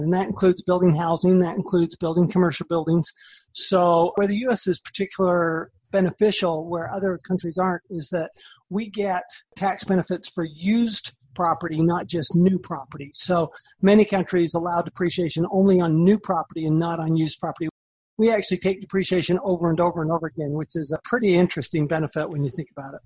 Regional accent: Salt Lake City, Utah, United States; moved away as an adult; also born or lived in Austin, Texas / Washington, D.C.; I grew up in Salt Lake City, Utah went to the University of Utah.

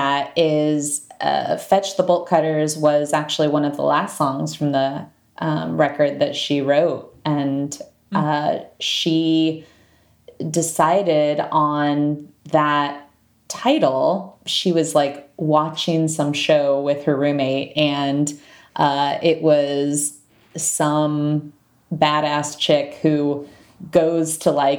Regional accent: Fort Wayne, Indiana, United States; moved away; also born or lived in Chicago; a Fort Wayne, Indiana girl

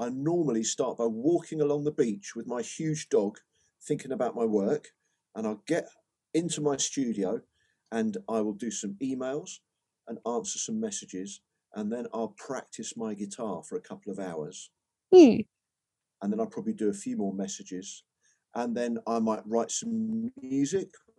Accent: Brighton, South East England, United Kingdom; We got the train up from Brighton, where I grew up

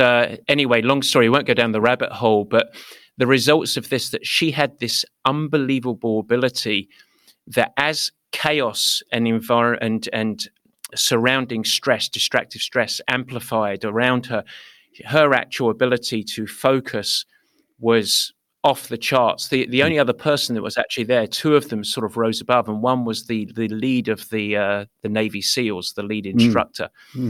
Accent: England, United Kingdom; I'm English. I like my silly sayings

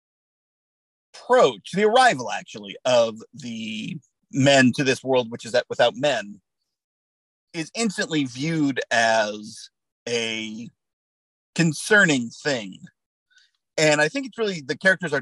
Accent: United States; I'm an American

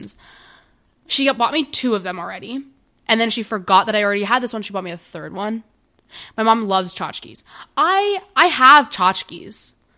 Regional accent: New York City, New York, United States; now in Maryland, United States; I grew up in New York City

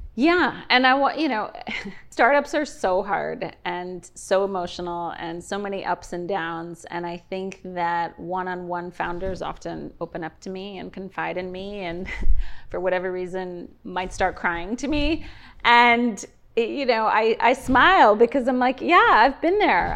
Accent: New York City, New York, United States; moved away as an adult; now in Miami, United States; I grew up in New York City, so as a young girl, went to school in New York

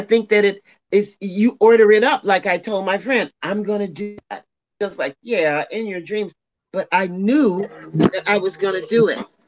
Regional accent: Tulsa, Oklahoma, United States; a girl from Tulsa, Oklahoma who never went anywhere.

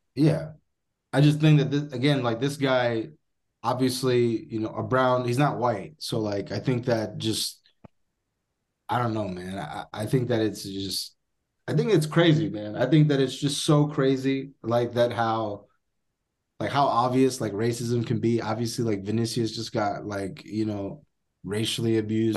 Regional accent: United States; As an American

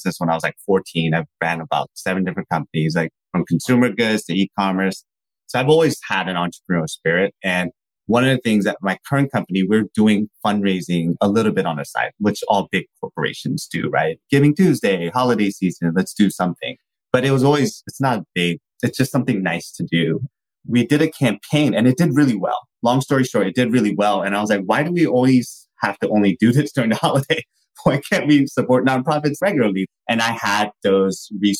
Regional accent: San Francisco Bay Area, California, United States; I'm from born and raised in the San Francisco Bay Area

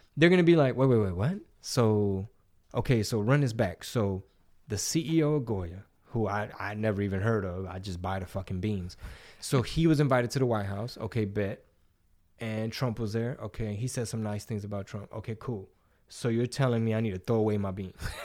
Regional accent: Houston, Texas, United States; also born or lived in San Antonio, Texas / East Coast, United States; I was from the Southeast in Grand Oak Park, I forty-five in Woodridge

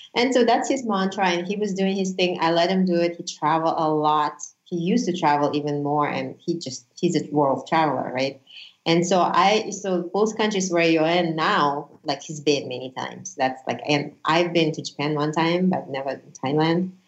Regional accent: Uzbekistan; first language Russian; English is a second language; also born or lived in Honolulu, Hawaii; now in Las Vegas, United States; From Uzbekistan. I was actually born in Soviet Union, so my native language is Russian.

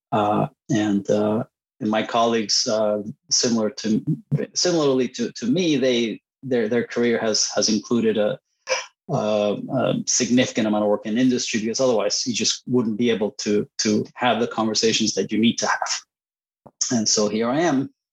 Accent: Puerto Rico; first language Spanish; English is a second language; moved away as an adult; also born or lived in Costa Rica / Boston, United States; I was born in, in Puerto Rico, and uh, spent my childhood uh, between Puerto Rico and Costa Rica. So my, my native language is Spanish

